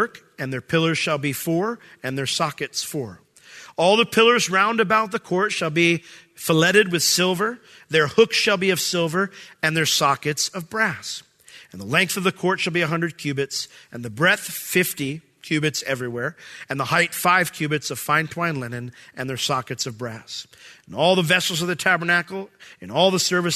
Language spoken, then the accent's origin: English; United States; I'm American